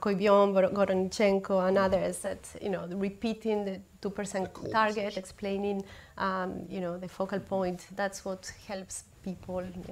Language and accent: English; Argentina; moved away as an adult; now in United Kingdom; as an Argentine, growing up in Argentina, everybody there knows what inflation is